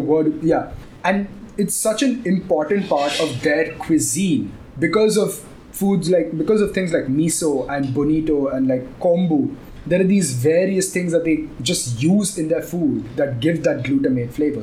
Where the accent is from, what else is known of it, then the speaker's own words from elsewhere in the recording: Chennai, Tamil Nadu, India; also born or lived in Gurgaon / Mumbai; now in Chennai, India; I was born in Chennai and I've lived a long time in Chennai